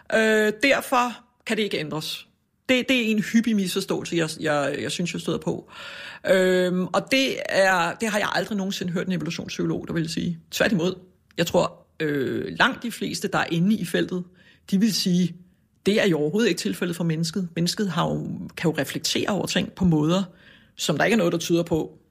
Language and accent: Danish; Copenhagen, Capital Region of Denmark, Denmark; jeg er vokset op ude på Amager